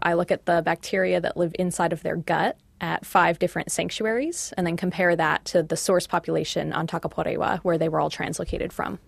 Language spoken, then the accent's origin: English; United States; moved away as an adult; now in Auckland, New Zealand; I'm from the States.